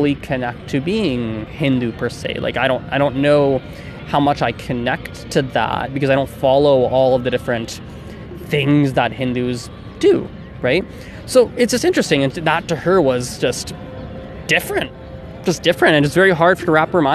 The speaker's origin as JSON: {"language": "English", "country": "Canada"}